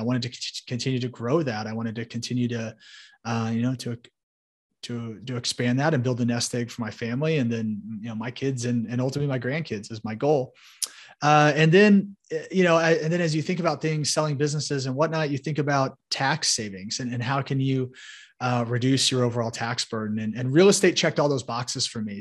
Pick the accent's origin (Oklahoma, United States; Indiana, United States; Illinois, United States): Indiana, United States; Indianapolis; So I grew up in Indianapolis, Indiana uh, you know, right here in the Hoosier State